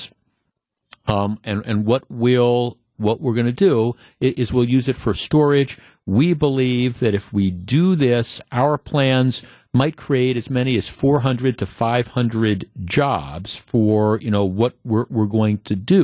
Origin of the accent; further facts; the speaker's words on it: North Shore, Wisconsin, United States; I grew up in the North Shore.